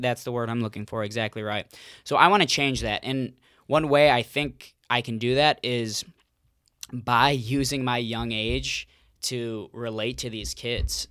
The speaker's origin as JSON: {"language": "English", "town": "Cleveland", "region": "Ohio", "country": "United States", "tie": "born or raised there", "also_born_or_lived": "Mentor, Ohio / West Virginia", "said": "born and raised in Cleveland"}